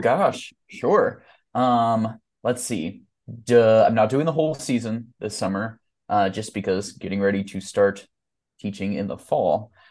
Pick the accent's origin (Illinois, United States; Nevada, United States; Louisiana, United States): Illinois, United States; Mattoon; my hometown of Mattoon, Illinois